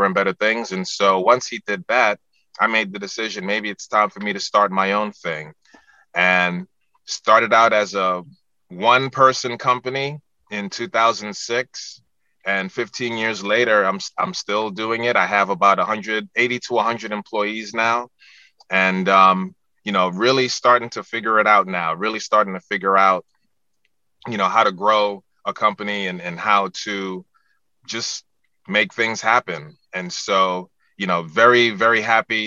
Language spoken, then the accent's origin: English; New York City, New York, United States; moved away as an adult; now in Washington, D.C., United States; I was born and raised in the Bronx, New York